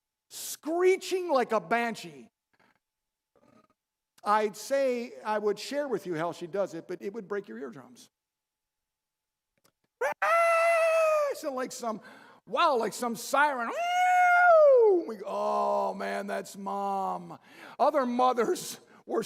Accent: Baltimore, Maryland, United States; We're from Baltimore

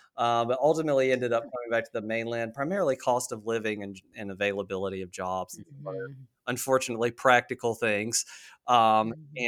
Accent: North Carolina, United States; So, like I said, I grew up in North Carolina originally and have always been addicted to the ocean

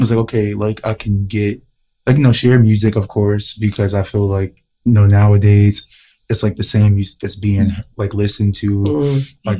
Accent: New York City, New York, United States; I'm from Harlem

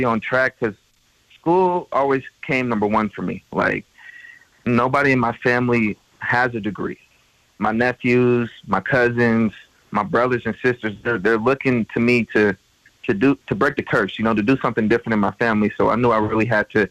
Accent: California, United States; moved away as an adult; now in Montana, United States; I'm from California. We don't get no snow

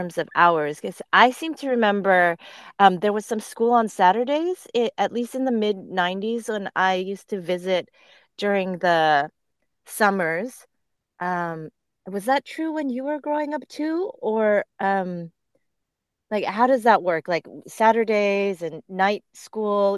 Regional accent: Southern California, United States; growing up in Southern California

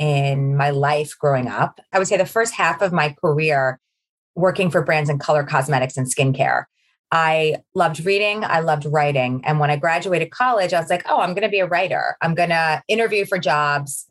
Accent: Baldwin, New York, United States; also born or lived in Long Beach; now in Jericho, United States; I grew up in a town on the South Shore of Long Island. It's called Baldwin

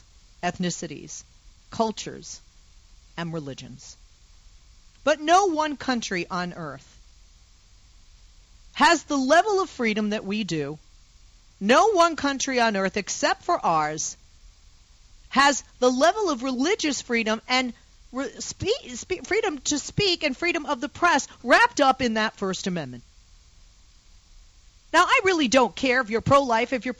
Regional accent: Massachusetts, United States; I grew up in Massachusetts

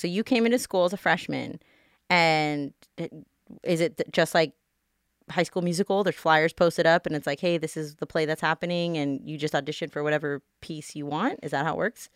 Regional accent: Las Vegas, Nevada, United States; I'm born and raised here in Vegas

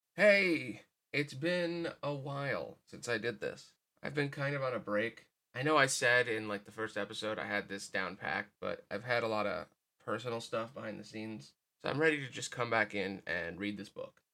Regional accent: United States; as an American

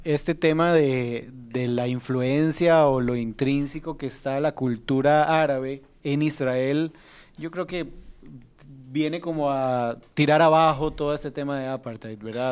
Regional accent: Costa Rica; como costarricenses

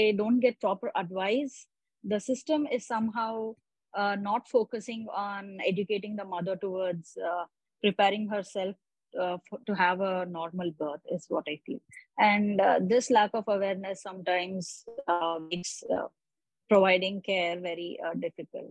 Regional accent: Tirupati, Andhra Pradesh, India; I'm from Tirupati, Andhra Pradesh

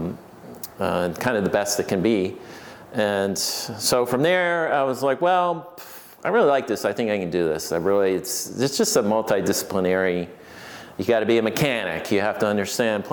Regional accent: Finger Lakes, New York, United States; moved away as an adult; also born or lived in Asheville, North Carolina / Virginia / California; originally I was from the Finger Lakes and well, there's a big wine region up there

